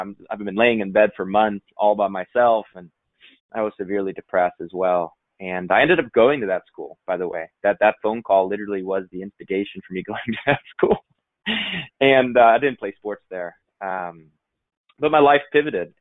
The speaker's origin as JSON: {"language": "English", "region": "Northeast Ohio", "country": "United States", "tie": "born or raised there", "said": "We grew up in Northeast Ohio on about 30 acres"}